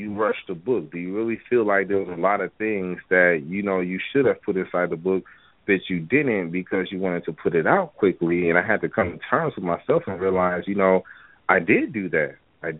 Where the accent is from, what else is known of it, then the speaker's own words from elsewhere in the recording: Wisconsin, United States; moved away as an adult; now in Atlanta, United States; I'm from Wisconsin